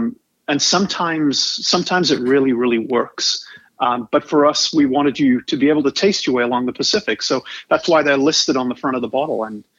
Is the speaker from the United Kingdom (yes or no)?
yes; England, United Kingdom; And you ask me where I'm from, I'm originally from England. Where you're from matters, and you kind of carry that with you the rest of your life. It doesn't matter where you've lived, and I've lived on four continents